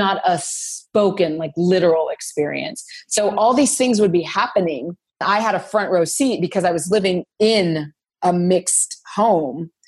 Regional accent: Los Angeles, California, United States; I'm from Los Angeles, grew up in LA.

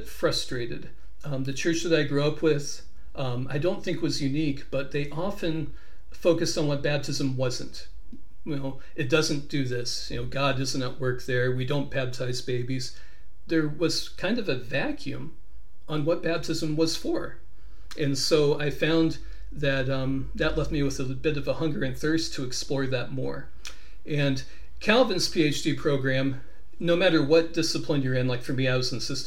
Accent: Kansas City, United States; I was born and raised in Kansas City

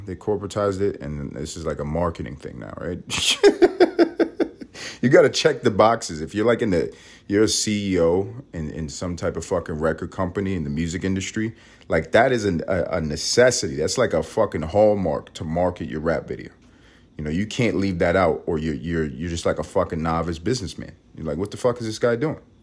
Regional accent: New York City, New York, United States; moved away as an adult; now in Los Angeles, United States; I'm Puerto Rican. I'm from Harlem

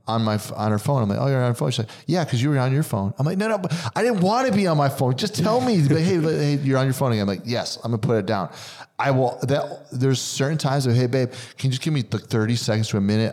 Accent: New Jersey, United States; growing up in New Jersey

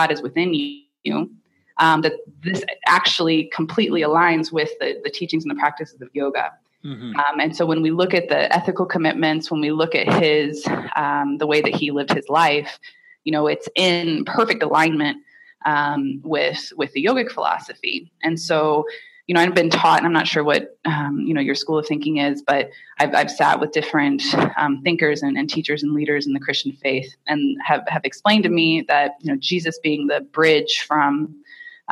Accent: Indiana, United States; I grew up in Indiana with, you know, white Anglo-Saxon Protestant parents and grandparents

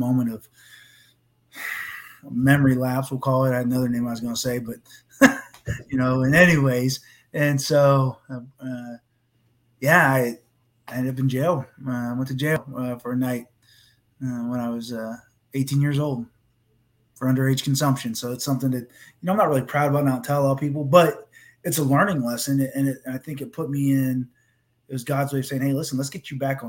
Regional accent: Coshocton, Ohio, United States; I was born in Coshocton, Ohio, so that's where I was born. It's a pretty small town with good old-fashioned ethics and hard work, blue collar. And so, you know, I grew up with that mentality my whole life

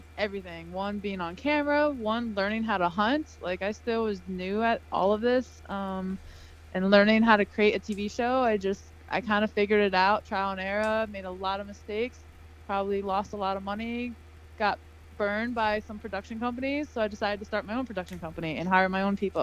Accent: Albany, New York, United States; moved away as an adult; now in Florida, United States; I'm actually from upstate New York. I grew up in Albany, New York

